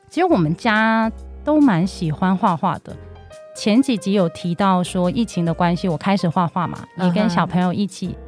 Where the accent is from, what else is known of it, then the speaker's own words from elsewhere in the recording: Hong Kong; moved away; 其实我是香港人，之前在香港从事创意行销的工作。